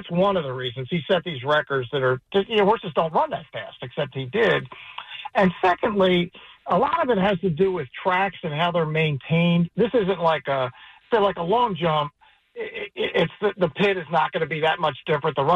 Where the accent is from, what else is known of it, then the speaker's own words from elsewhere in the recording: Baltimore, Maryland, United States; moved away; I grew up in Baltimore, so I'm a Preakness guy.